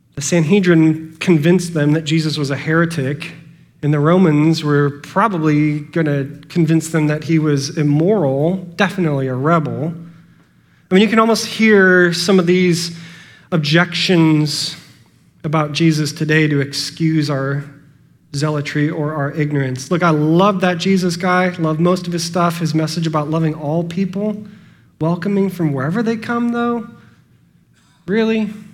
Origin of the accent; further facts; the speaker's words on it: United States; I am an American, born, at the end of the 20th century